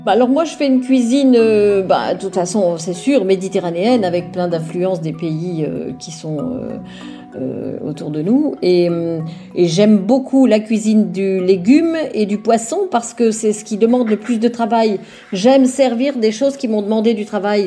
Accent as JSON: {"language": "French", "area": "Vosges", "region": "Grand Est", "country": "France", "tie": "born or raised there", "moved": "yes", "said": "Je viens d'une famille de l'Est"}